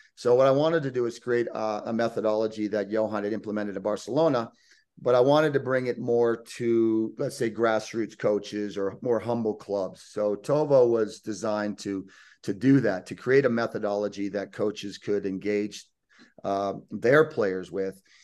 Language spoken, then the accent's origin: English; United States; moved away as an adult; also born or lived in Lake Tahoe, California; now in Sitges, Spain; I'm born and raised in the United States